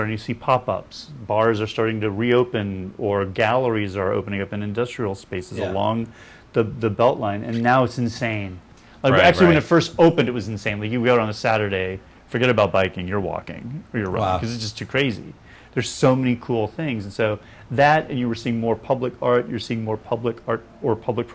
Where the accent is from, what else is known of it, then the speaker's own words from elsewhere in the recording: Tallahassee, Florida, United States; moved away as an adult; also born or lived in Atlanta, Georgia; now in New Orleans, United States; growing up in Tallahassee, Florida